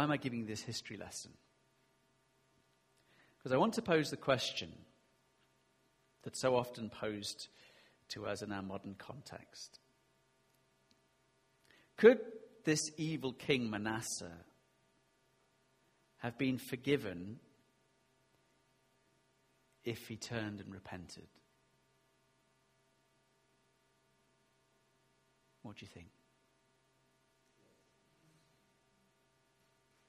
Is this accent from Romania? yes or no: no; United Kingdom; we're very British